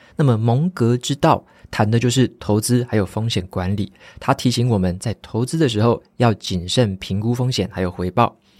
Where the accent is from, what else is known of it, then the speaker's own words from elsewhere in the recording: Taiwan; 像我们本身是台湾人嘛